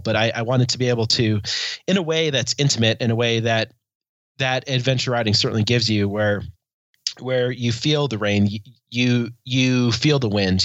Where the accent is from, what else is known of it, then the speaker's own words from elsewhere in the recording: Helena, Montana, United States; I am from the Queen City of the Rockies, Helena, Montana